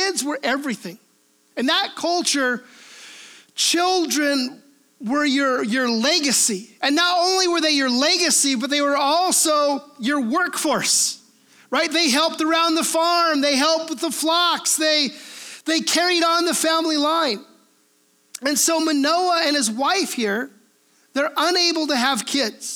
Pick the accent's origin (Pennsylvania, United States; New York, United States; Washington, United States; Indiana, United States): Washington, United States; we are Washingtonians, right? Why are we Washingtonians? Because we are from Washington